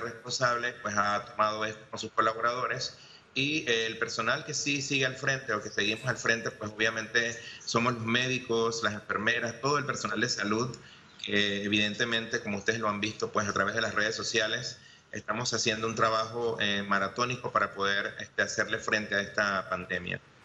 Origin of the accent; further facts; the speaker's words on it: Panama; como panameños